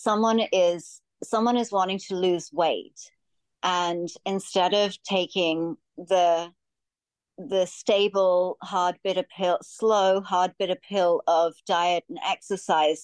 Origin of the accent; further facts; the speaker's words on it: Australia; moved away as an adult; We're both from Australia.